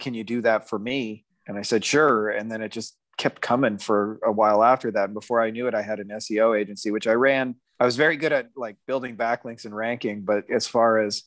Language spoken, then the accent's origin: English; Windsor, Ontario, Canada; in my hometown of Windsor, Ontario, Canada